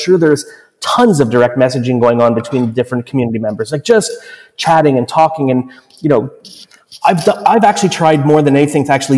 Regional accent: Montreal, Quebec, Canada; Montreal, my hometown

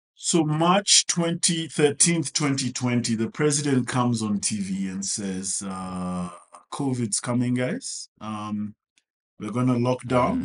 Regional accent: Kenya; I'm a Kenyan.

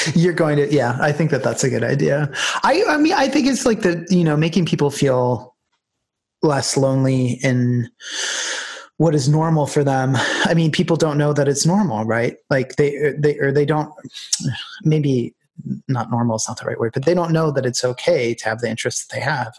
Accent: United States; moved away as an adult; now in Ireland; looking upon Ireland from as an American

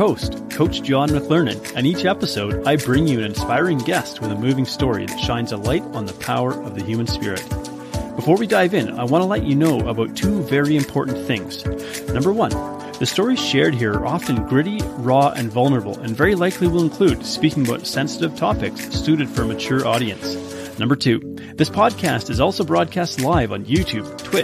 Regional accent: Vancouver, British Columbia, Canada; my hometown of Vancouver

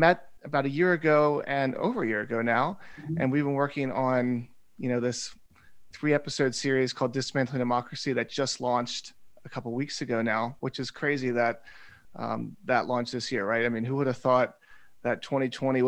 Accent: Cherry Hill, New Jersey, United States; I'm from South Jersey originally, more Cherry Hill area, but that's where I'm born originally.

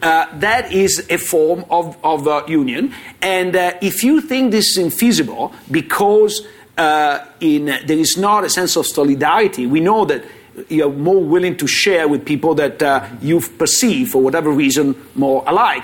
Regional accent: Italy; I come from Italy

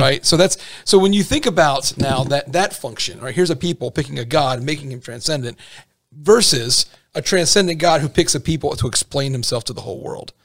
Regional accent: United States; I'm really American

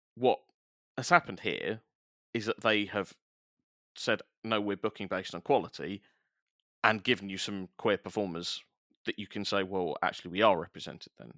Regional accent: London, United Kingdom; I grew up in South East London as well

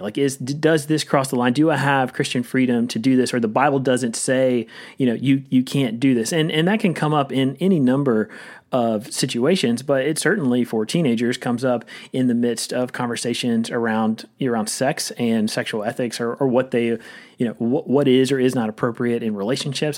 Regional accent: Rocky Mount, North Carolina, United States; moved away as an adult; also born or lived in Louisville, Kentucky; I grew up in a town called Rocky Mount, which is about forty miles east

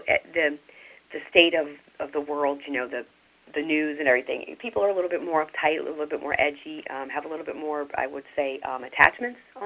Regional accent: New Orleans, Louisiana, United States; moved away; I'm from New Orleans originally

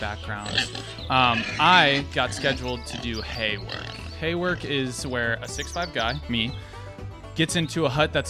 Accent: Norcross, Georgia, United States; I'm from Norcross, Georgia. I'm from Atlanta. I'm a city boy.

